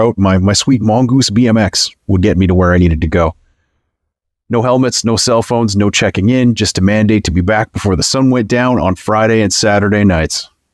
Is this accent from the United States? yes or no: no; Canada; I know I'm Canadian